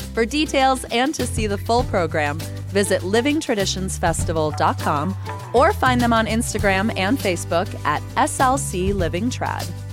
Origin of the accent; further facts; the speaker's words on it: Tampa, Florida, United States; now in Utah, United States; My hometown